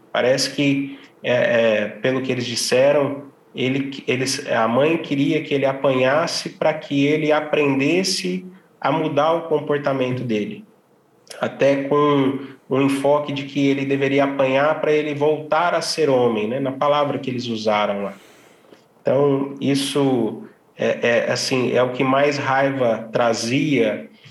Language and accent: Portuguese; Ribeirão Preto, São Paulo, Brazil; eu sou de Ribeirão Preto